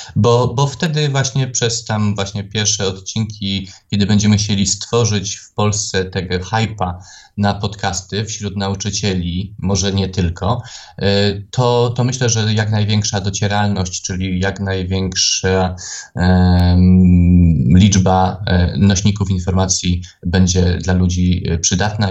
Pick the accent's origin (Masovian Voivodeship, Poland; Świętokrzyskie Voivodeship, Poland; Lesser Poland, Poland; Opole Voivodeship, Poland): Lesser Poland, Poland; Tarnów; ja jestem z tego dumny, że ja jestem a, z prowincji